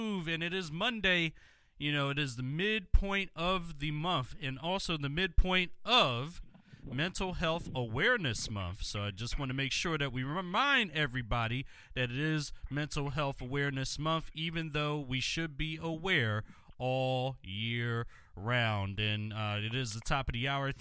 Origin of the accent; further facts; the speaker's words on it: Philadelphia, Pennsylvania, United States; my hometown and should be your favorite city as well, Philadelphia, Pennsylvania.